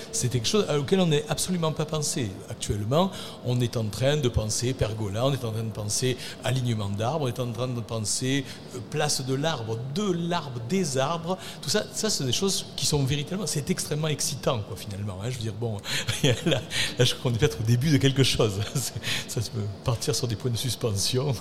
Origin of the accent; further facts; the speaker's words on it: Arles, Provence-Alpes-Côte d'Azur, France; accent: Arlesian; Quand j'étais enfant, euh, habité en centre-ville d'Arles, j'étais déjà arlésien, vous le reconnaissez à mon accent